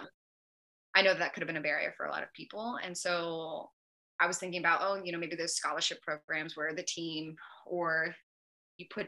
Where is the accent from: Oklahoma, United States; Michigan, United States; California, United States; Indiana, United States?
California, United States; Northern; I'm from California. I'm from Northern California